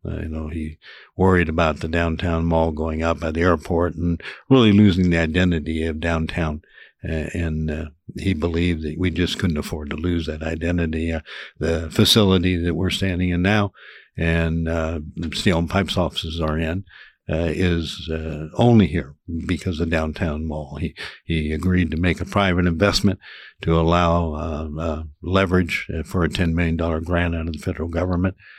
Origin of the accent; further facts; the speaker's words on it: Overland Park, Kansas, United States; moved away as an adult; now in Manhattan, Kansas, United States; I grew up in the Overland Park area